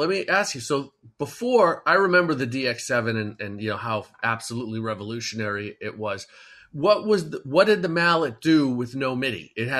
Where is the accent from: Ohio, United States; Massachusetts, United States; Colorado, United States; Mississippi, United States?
Massachusetts, United States; Boston; I'm from Boston